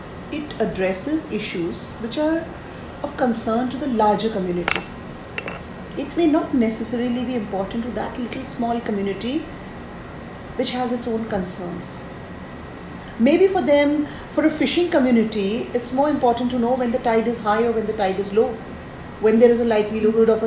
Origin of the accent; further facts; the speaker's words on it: Rajasthan, India; I come from Rajasthan, a state which has one of the rich traditions